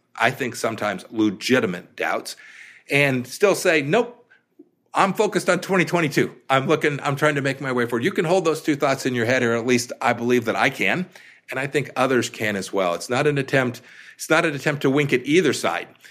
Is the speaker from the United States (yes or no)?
yes; Kansas, United States; my home state of Kansas